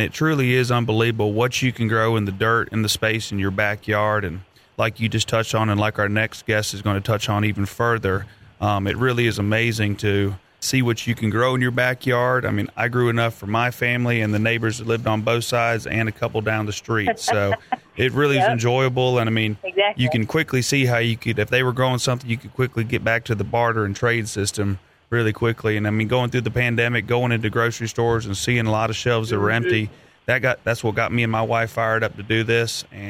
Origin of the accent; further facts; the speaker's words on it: Albuquerque, New Mexico, United States; shout out to New Mexico, that's my home state. Albuquerque is where I was born.